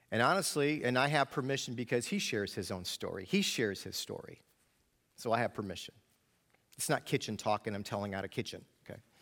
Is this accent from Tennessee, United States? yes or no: no; New York, United States; I grew up in New York, so I am a dreaded New York Yankee fan